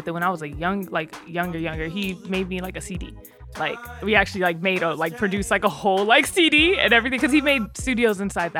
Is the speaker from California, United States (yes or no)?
yes; San Bernardino, California, United States; I'm from San Bernardino.